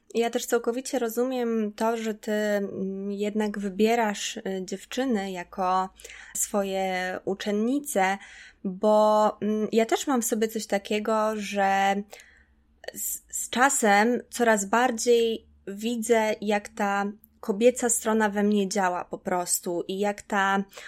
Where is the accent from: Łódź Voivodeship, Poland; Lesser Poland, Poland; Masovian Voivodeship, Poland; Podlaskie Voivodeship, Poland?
Podlaskie Voivodeship, Poland; Czarna Białostocka; also born or lived in Białystok; ja się wychowałam w Czarnej Białostockiej